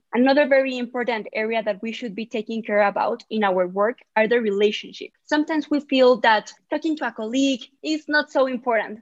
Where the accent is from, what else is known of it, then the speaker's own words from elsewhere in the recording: Mexico City, Mexico; I'm from Mexico City